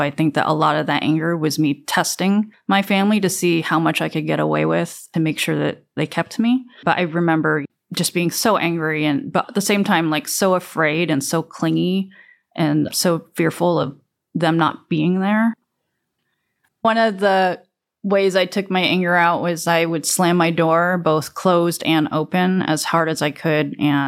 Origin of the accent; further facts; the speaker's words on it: South Korea; born there; It was an odd concept for me because I never associated myself with being Korean, even though I was born in Korea.